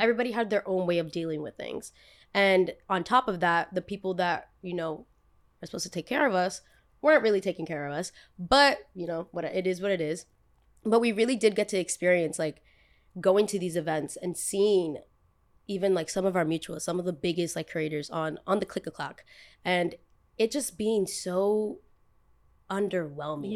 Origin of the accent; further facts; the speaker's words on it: United States; also born or lived in Los Angeles; back where I'm from, everybody born and raised in Jersey, born and raised in New York